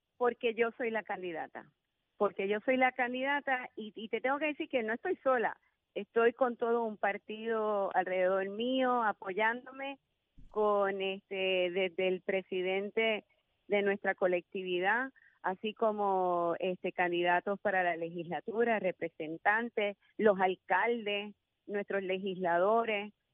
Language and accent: Spanish; San Juan, Puerto Rico; soy sanjuanera de pura cepa, nacida y criada en San Juan